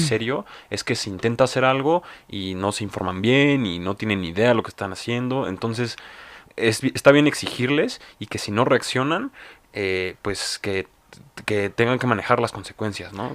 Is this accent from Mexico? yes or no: yes; Mexico; como mexicanos